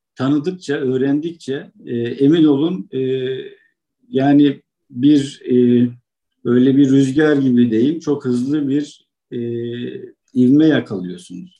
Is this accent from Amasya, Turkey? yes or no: yes; Amasya, Turkey; moved away as an adult; also born or lived in Konya; now in China; Aslen Amasyalıyım.